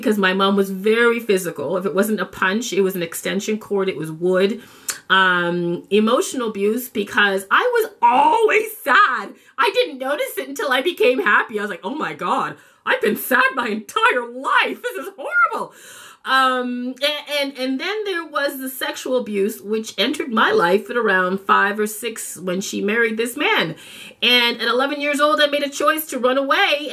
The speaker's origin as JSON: {"language": "English", "town": "Toronto", "region": "Ontario", "country": "Canada", "tie": "born or raised there", "also_born_or_lived": "Jamaica", "said": "I grew up in Toronto, Canada"}